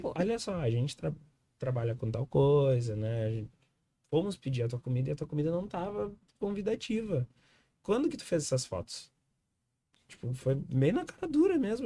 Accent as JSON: {"language": "Portuguese", "town": "Viamão", "region": "Rio Grande do Sul", "country": "Brazil", "said": "Nós somos de Viamão"}